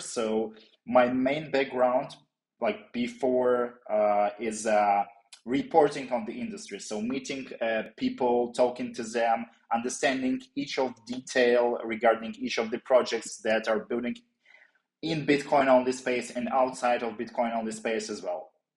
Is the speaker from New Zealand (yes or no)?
no; Ukraine; I'm from Ukraine originally